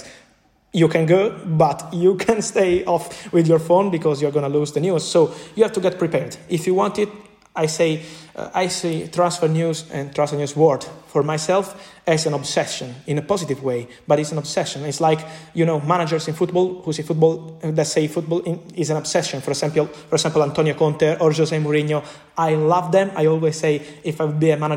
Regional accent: Naples, Campania, Italy; English is a second language; moved away as an adult; now in Milan, Italy; I am from Napoli. I left my family in Napoli, in Naples, another city here in Italy, when I was 18. I moved to Milano. I live alone

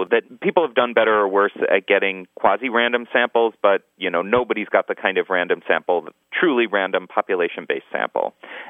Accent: Minnesota, United States; accent: Minnesotan

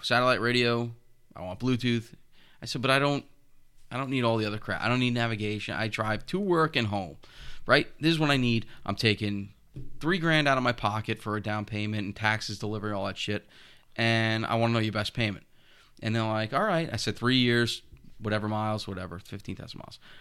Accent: North Patchogue, New York, United States; when I was a kid, I grew up in North Patchogue by Canaan Lake

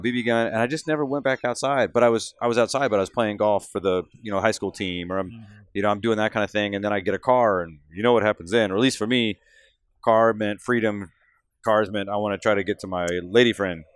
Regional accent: Central Texas, United States; now in Michigan, United States; I'm from Central Texas. For those of you that don't know me, I'm a native Texan that's now living in Michigan

